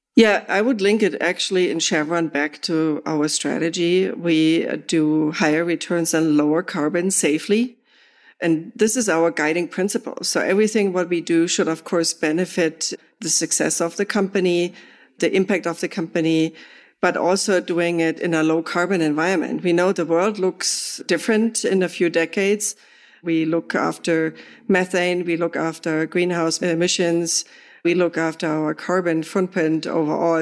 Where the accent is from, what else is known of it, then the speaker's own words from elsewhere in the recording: Germany; moved away; I'm from Germany.